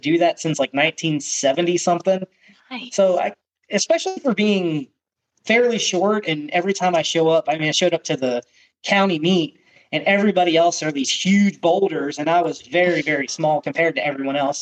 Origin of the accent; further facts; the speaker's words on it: York, Pennsylvania, United States; moved away; I grew up in York, Pennsylvania, which is, you know, the south of Harrisburg, so kind of close to the Maryland line